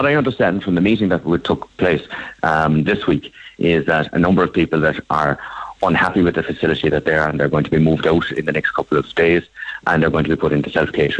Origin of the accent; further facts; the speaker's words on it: Ireland; you're not going to eat the same food as Irish people. We have a particular palate, and we have a particular thing that we're used to.